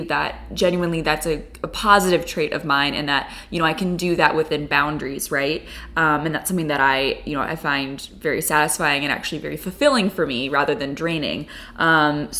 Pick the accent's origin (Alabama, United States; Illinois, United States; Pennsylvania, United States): Illinois, United States; Chicago; I'm a painter who was born and raised in Chicago